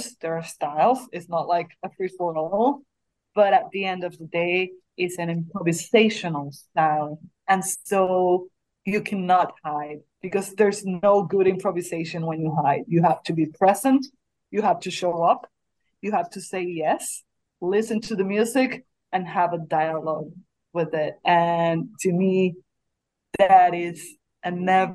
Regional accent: Puerto Rico; moved away; also born or lived in Beirut; I say it in Spanish because I'm from Puerto Rico

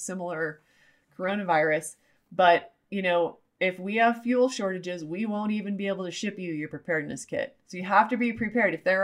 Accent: Utah, United States; I'm from Utah. I am former LDS or Mormon. And so that's one of the great things from my culture and the way I was raised

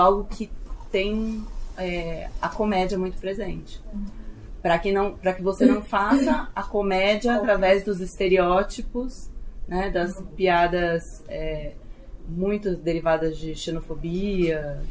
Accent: Southeast, Brazil; nascida e criada no Sudeste, então eu não sou nordestina

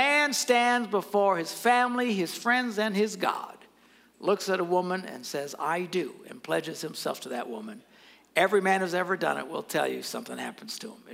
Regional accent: Green Bay, Wisconsin, United States; I never have to say what state I'm from. Where are you from? Green Bay.

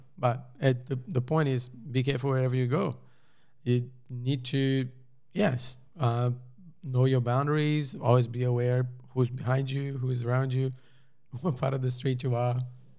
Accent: Rio de Janeiro, Brazil; I'm from Rio de Janeiro

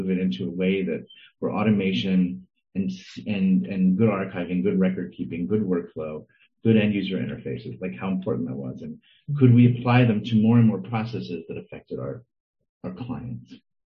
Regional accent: New York, United States; also born or lived in St. Louis; because I grew up in New York, but I was born in St. Louis and my parents were, and I spent a lot of my summers there

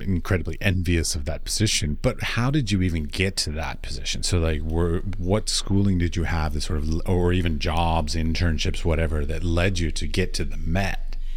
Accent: United States; I come from America

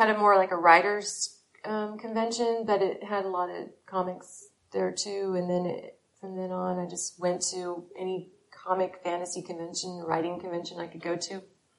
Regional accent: San Diego, California, United States; But that's my actual hometown.

